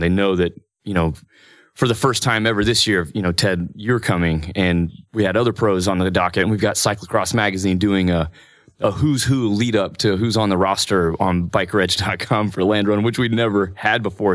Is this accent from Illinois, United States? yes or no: no; Parsons, Kansas, United States; moved away as an adult; also born or lived in Emporia, Kansas; now in Stillwater, United States; I'm from Parsons, Kansas